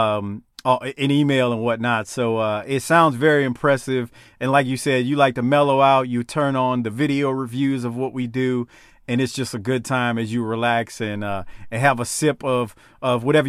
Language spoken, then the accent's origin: English; New Orleans, Louisiana, United States; I grew up in Gentilly, not that close to the lake, though